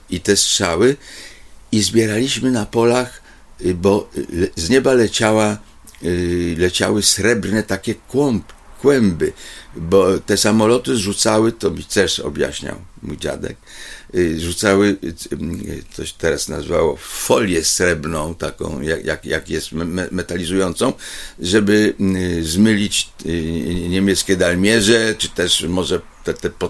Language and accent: Polish; Kraków, Lesser Poland, Poland; born there; also born or lived in Łaziska; ja się jakby urodziłem się w Krakowie, bo była klinika y, y, taka, gdzie mnie zawieź, zawiózł ojciec mamę, żeby urodziła u porządnego lekarza